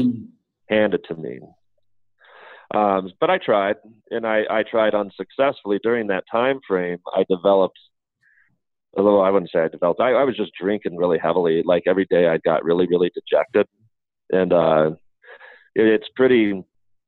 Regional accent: Colorado, United States; I'm from Colorado

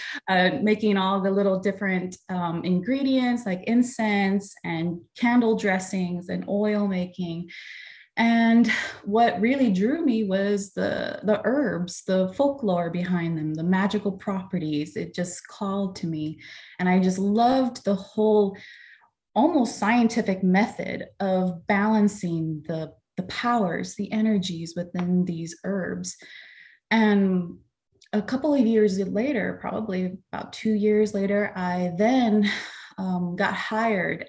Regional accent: Los Angeles, California, United States; moved away as an adult; now in Alabama, United States; I was born and raised in Los Angeles

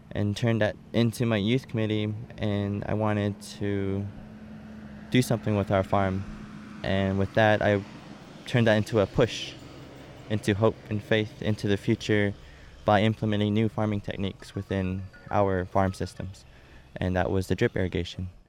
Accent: Shiprock, New Mexico, United States; I was born and raised here in Shiprock

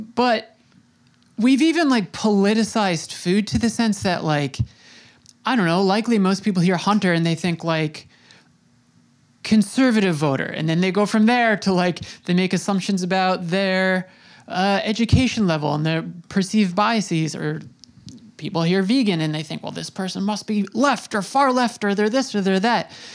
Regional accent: Long Island, New York, United States; I'm I'm in New York, I grew up on Long Island

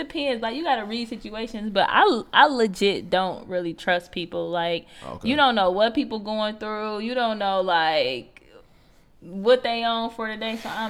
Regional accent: East Chicago, Indiana, United States; I'm from EC. I grew up on Guthrie. So, like, it's like I grew up in the bad neighborhood, so I still got that little bit of street cred.

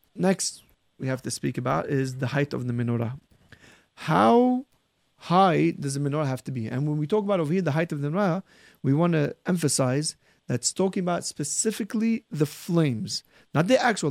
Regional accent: Syria; what I remember growing up in Syria, almost everybody used wax candles

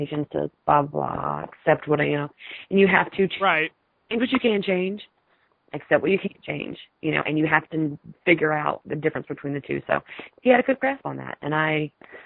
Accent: the South, United States; I'm from the South, but I do not eat fried chicken

